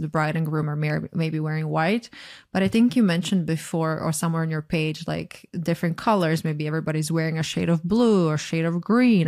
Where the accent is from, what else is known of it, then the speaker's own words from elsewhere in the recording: Croatia; moved away as an adult; now in United States; I'm from Croatia, and at least when I was growing up there